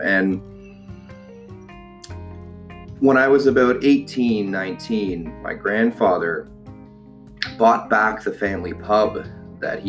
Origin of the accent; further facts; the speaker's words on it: Ottawa, Ontario, Canada; born and raised in Ottawa, Ontario